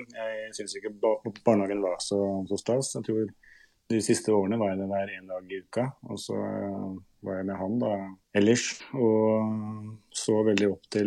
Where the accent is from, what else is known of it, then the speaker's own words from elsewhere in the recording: Rakkestad, Østfold, Norway; Hadde jo en sånn bredere forståelse av eh, verden utenfor Østfold eh, eh, da jeg var helt ung, naturligvis.